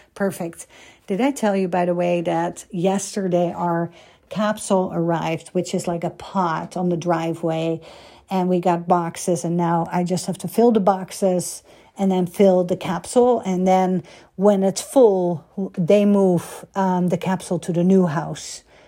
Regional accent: Netherlands; moved away as an adult; now in United States; I came from Holland

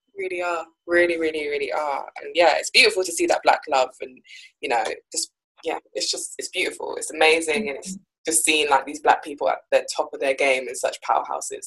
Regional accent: Jamaica; I'm also from Jamaica

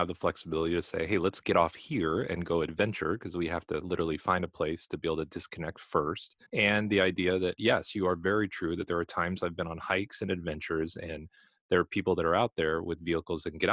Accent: California, United States; moved away as an adult; I'm originally from California. I have probably seen maybe 20% of California when I lived there for almost 40 years

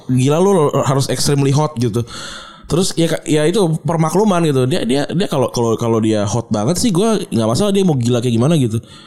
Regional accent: Jakarta, Indonesia; gue orang Jakarta gitu gue uh, apa namanya lahir dan besar di sini

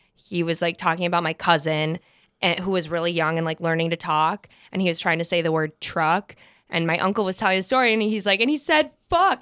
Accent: Fargo, North Dakota, United States; I'm from Fargo, born and raised

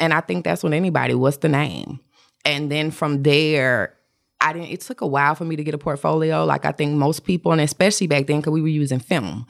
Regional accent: Atlanta, Georgia, United States; I'm from Atlanta

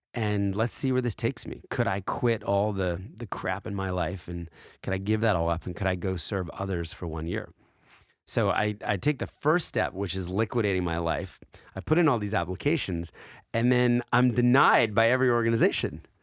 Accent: New Jersey, United States; also born or lived in Philadelphia, Pennsylvania; when I was four, uh, we moved, uh, to a, a drab gray house in South Jersey

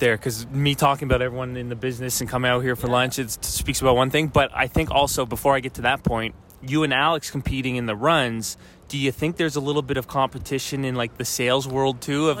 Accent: Halifax, Nova Scotia, Canada; now in Toronto, Canada; I'm from Halifax.

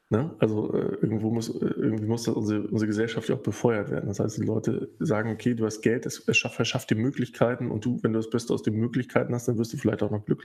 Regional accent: East Germany, Germany; born there; Ich bin ja im Osten geboren und auch noch zu einer Zeit, wo man noch ein bisschen was mitbekommen hat.

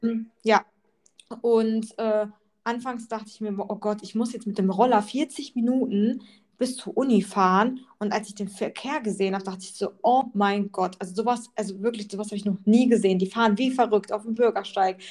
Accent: Germany; also born or lived in Poland / Bali; ich habe halt meine Heimat in Deutschland, wo ich geboren bin, wo ich lebe.

